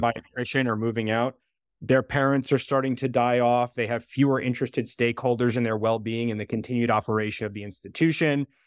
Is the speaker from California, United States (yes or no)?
no; Southbury, Connecticut, United States; my hometown in Connecticut, we had a huge facility for people with developmental disabilities